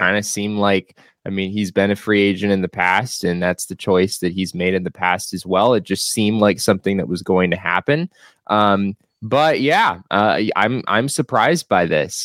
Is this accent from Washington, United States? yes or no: no; Phoenix, Arizona, United States; moved away as an adult; I grew up in Phoenix